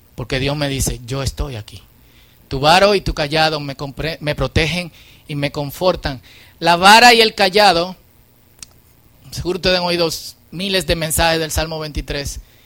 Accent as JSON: {"language": "Spanish", "country": "Dominican Republic", "said": "En buen dominicano"}